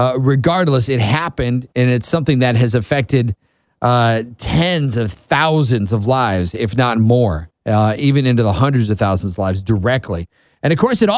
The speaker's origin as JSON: {"language": "English", "region": "Massachusetts", "country": "United States", "tie": "born or raised there", "moved": "yes", "lives_now": "Florida, United States", "said": "my hometown in Massachusetts. My hometown is 300 and something years old."}